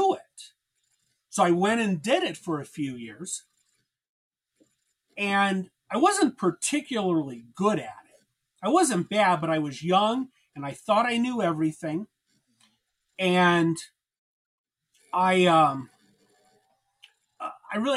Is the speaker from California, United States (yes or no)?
yes; Los Angeles, California, United States; When I was a boy, I grew up in Los Angeles